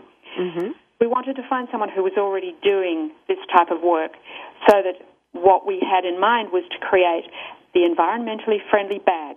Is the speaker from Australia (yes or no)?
yes; Australia; accent: Australian; moved away; my country of origin, which you may be able to tell from my accent is Australia